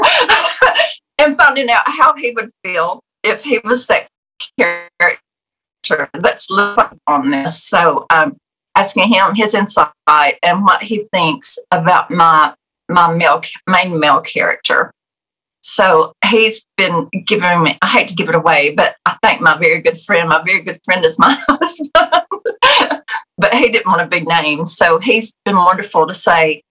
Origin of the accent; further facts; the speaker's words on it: United States; as Americans